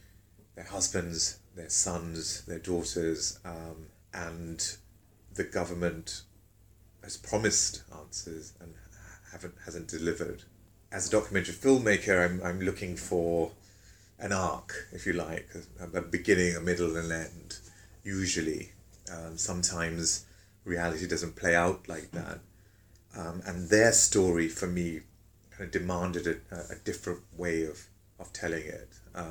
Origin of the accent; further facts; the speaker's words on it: England, United Kingdom; So this complexity that I didn't really know about growing up in England